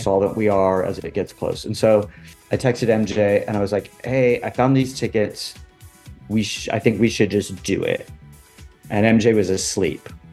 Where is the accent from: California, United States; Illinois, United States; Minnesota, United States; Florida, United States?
California, United States; moved away as an adult; also born or lived in Los Angeles; now in New York, United States; I, grew up in California and I lived in LA a couple different times in my life.